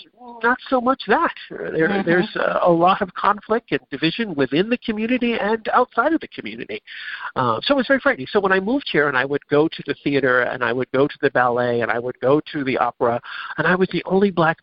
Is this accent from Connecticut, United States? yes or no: yes; Connecticut, United States; moved away; also born or lived in New York / San Francisco; growing up in Connecticut and living in New York and in San Francisco